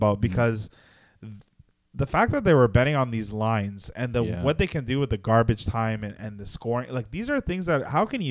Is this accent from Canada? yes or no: yes; Canada; We're Canadian.